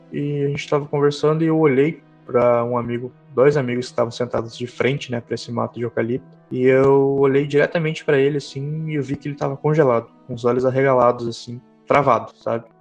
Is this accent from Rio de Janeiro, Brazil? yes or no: no; Santa Maria, Rio Grande do Sul, Brazil; Sou aqui do interior do Rio Grande do Sul, é, mais precisamente Santa Maria